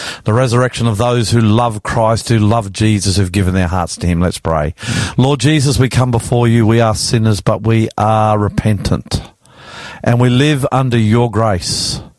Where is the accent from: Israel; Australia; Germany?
Australia; I'm the …